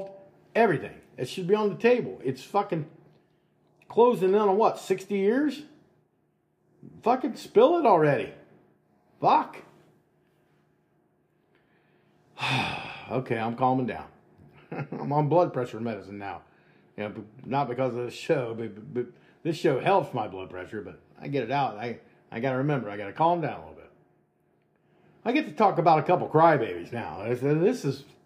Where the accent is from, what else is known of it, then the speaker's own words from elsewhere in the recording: United States; we play the fool very well as American people